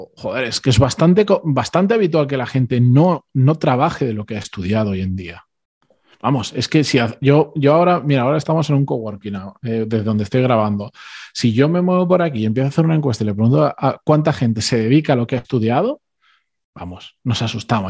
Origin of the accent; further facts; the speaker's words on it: Spain; mis padres y mis hermanos son argentinos, yo soy el único que, que ya nací en España